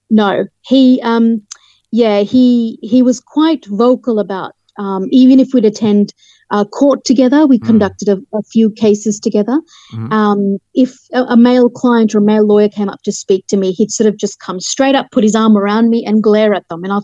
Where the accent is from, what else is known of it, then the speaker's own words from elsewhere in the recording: Hampstead, London, United Kingdom; born there; I was born in Hampstead, London.